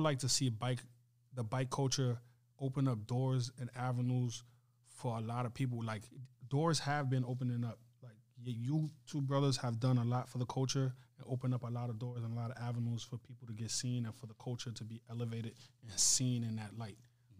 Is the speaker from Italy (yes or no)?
no; Mali; also born or lived in Libya; I was born in Libya, but I'm originally from West Africa, Mali.